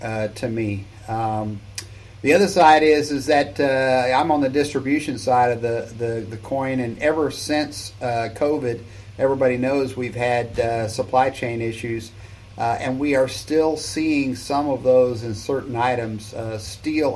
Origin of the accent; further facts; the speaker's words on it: South Texas, United States; I'm from Texas, right? South Texas. We don't have basements here